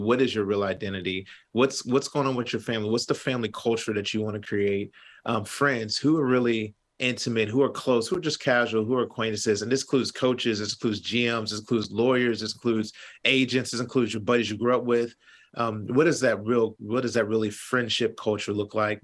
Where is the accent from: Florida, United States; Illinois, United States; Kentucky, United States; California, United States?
Kentucky, United States; I'm from Kentucky.